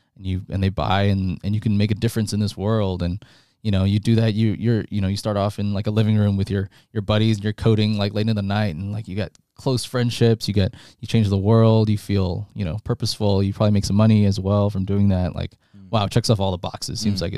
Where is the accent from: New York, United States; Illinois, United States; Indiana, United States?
New York, United States; also born or lived in Toronto, Canada; So I was born in Toronto, and then I moved to New York when I was one.